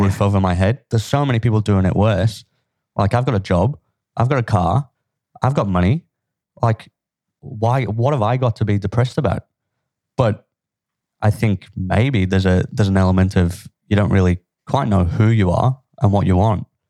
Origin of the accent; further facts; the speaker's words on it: Liverpool, North West England, United Kingdom; where I grew up was a, a pretty tough place to grow, grow up. I'm from Liverpool, in England